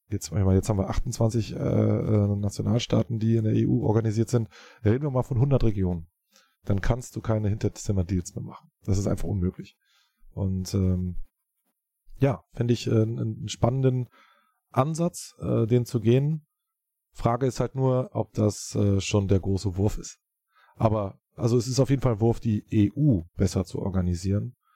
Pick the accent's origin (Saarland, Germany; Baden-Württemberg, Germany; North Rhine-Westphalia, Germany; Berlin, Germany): Berlin, Germany; Wir sind Berliner, ja, wir fühlen uns äh, als Berliner, das können wir auch weiterhin bleiben